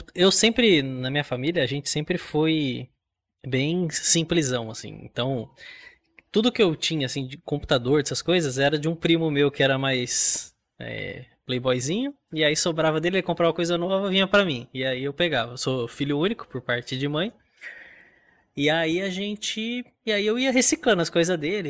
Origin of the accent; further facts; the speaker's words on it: Mogi das Cruzes, São Paulo, Brazil; Nasci em Mogi das Cruzes, interior de São Paulo.